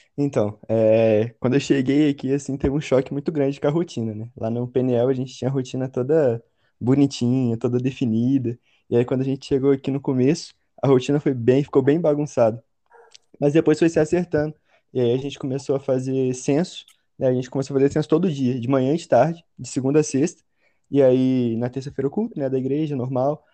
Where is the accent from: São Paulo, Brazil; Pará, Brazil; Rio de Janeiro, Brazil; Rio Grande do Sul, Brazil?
Rio de Janeiro, Brazil; Volta Redonda; moved away as an adult; now in Juiz de Fora, Brazil; tenho dezenove anos, sou de Volta Redonda mesmo